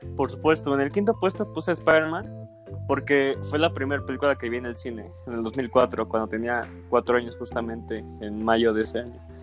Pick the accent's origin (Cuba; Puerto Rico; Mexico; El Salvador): Mexico; mi país